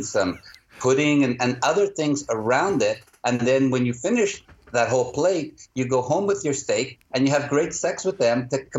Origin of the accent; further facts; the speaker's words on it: Montreal, Quebec, Canada; We're actually from Montreal in Canada.